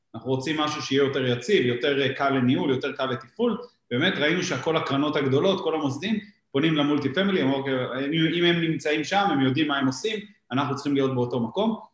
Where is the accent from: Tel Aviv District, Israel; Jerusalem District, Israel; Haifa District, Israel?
Tel Aviv District, Israel; Givatayim; אנחנו ילידי גבעתיים